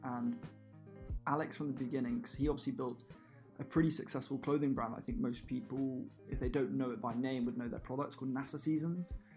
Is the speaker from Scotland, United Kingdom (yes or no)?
no; Bedford, East of England, United Kingdom; I'm from Bedfordshire